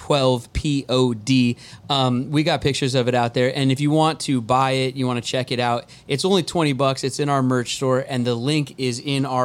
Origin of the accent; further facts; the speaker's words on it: Edmonds, Washington, United States; I'm a guy from Edmonds